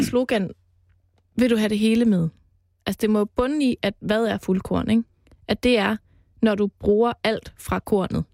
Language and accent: Danish; Jutland, Denmark; now in Copenhagen, Denmark; Jeg er jo fra Jylland